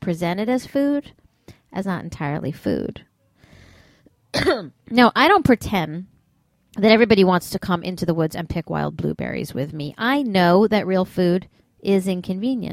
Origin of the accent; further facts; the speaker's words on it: New York City, New York, United States; my hometown of New York City